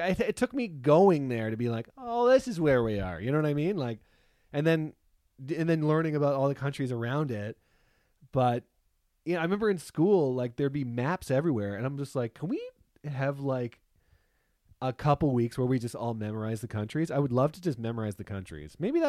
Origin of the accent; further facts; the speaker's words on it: Canada; now in California, United States; We moved from Canada to California, and we're living with almost the same amount of people, but in a smaller area.